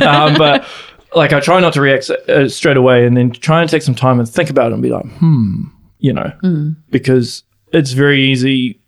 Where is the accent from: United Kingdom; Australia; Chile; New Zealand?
New Zealand; Auckland; moved away; I'm originally from Auckland.